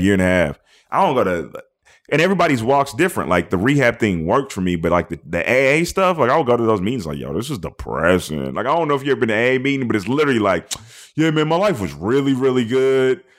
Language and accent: English; Seattle, Washington, United States; I'm from Seattle, so it's all dreary and shitty looking